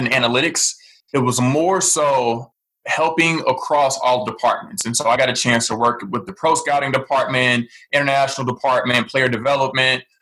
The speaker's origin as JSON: {"language": "English", "town": "St. Louis", "region": "Missouri", "country": "United States", "tie": "born or raised there", "said": "I was born and raised in St. Louis, Missouri"}